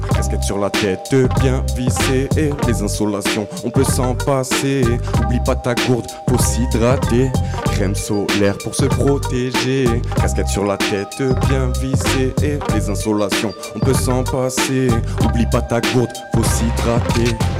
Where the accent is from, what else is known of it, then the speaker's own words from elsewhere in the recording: Avignon, Provence-Alpes-Côte d'Azur, France; je suis d'Avignon, je suis né à Avignon.